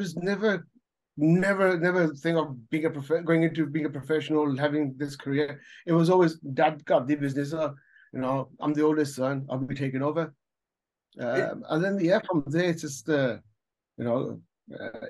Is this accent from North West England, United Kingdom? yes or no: no; Birmingham, West Midlands, United Kingdom; now in Canada; I was born in Hansworth, right? One of my first things was that in school, there's a school called Welford School, Welford Primary School behind Soho or Godwood, kind of thing. So I grew up going there.